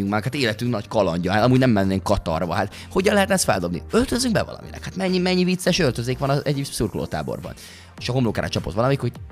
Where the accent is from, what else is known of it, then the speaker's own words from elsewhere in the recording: Hungary; nagyon magyarok vagyunk, és, és és e- erre nagyon büszkék vagyunk, dolognak a túltolásával szokták, ami egyébként teljesen oké, okay, mert nyilvánvalóan legyünk is büszkék rá, és én is elképesztően büszke vagyok rá